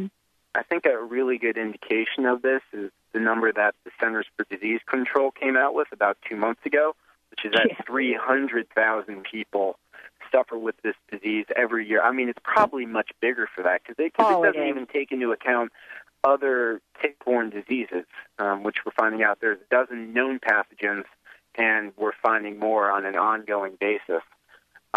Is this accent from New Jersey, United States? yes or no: yes; Morristown, New Jersey, United States; Morristown, New Jersey, your old town and my hometown.